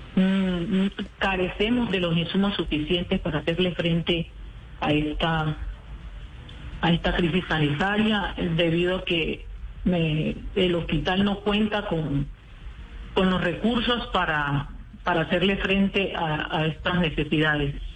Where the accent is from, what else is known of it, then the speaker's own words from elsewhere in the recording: Colombia; nosotros también somos colombianos